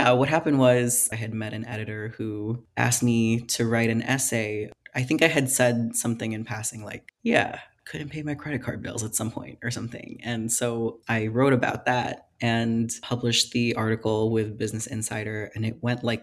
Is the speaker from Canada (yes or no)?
no; Philippines; moved away; I grew up in the Philippines